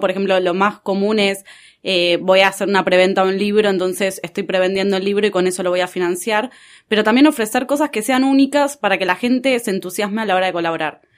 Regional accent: Argentina

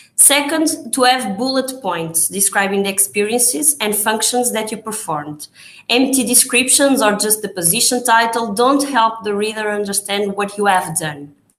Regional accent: Portugal

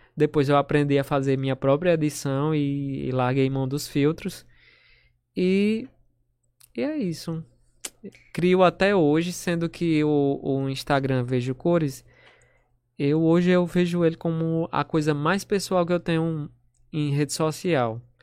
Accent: São Bento, Brazil; also born or lived in Natal; sou de São Bento.

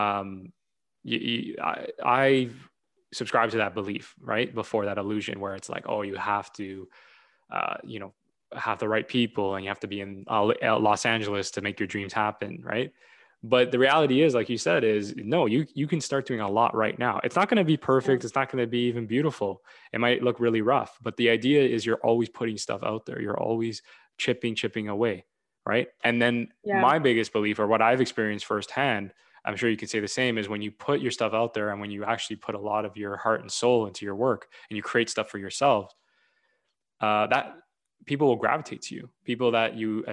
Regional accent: Toronto, Ontario, Canada; I come from Toronto

